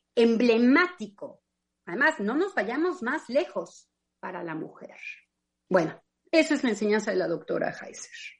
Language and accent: Spanish; Mexico; moved away as an adult; also born or lived in France / England; gracias al lugar en donde yo me desarrollé en México